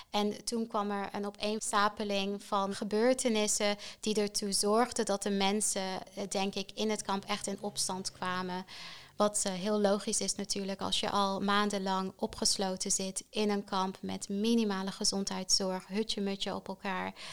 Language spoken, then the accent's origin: Dutch; Netherlands; Maar ik denk voor ons als Nederlanders, absoluut underrated.